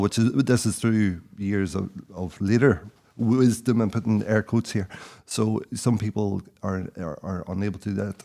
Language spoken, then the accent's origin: English; South Derry, Northern Ireland, United Kingdom; moved away; also born or lived in London; I grew up in Derry